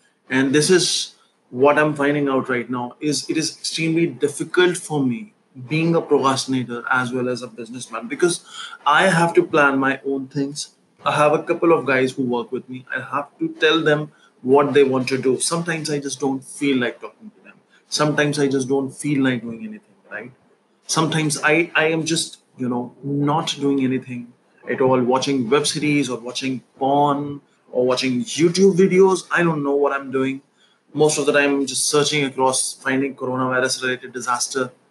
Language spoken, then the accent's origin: English; New Delhi, Delhi, India; I'm from New Delhi.